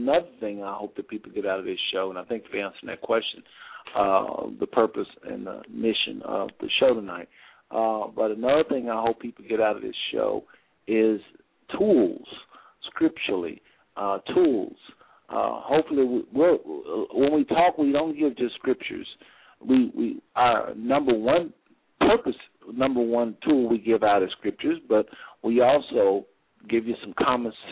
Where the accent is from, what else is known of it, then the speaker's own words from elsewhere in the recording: United States; I'm from the States.